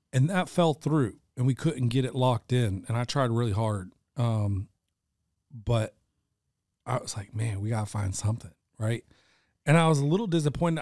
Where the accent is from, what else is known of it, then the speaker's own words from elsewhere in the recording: the South, United States; I'm born and raised in the South